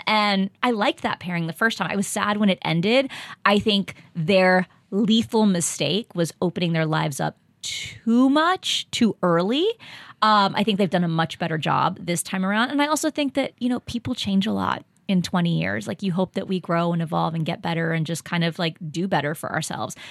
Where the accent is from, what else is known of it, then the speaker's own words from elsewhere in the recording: Texas, United States; moved away; I grew up in Texas